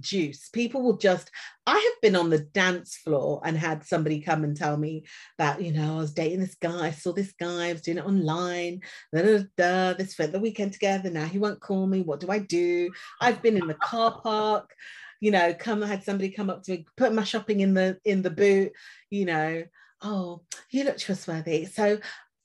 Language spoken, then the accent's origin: English; Leicester, East Midlands, United Kingdom; moved away as an adult; now in London, United Kingdom; I'm originally from Leicester